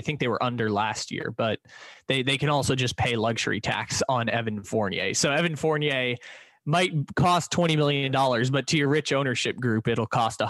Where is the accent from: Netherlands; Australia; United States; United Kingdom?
United States; San Diego, California; I grew up in San Diego and I grew up about 5 minutes away from the San Diego State campus.